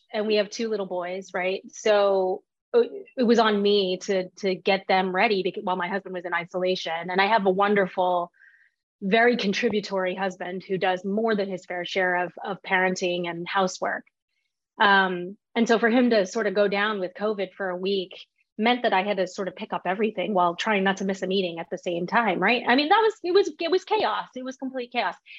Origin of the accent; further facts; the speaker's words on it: Fort Worth, Texas, United States; I was born and raised in Fort Worth, Texas, by immigrants from Taiwan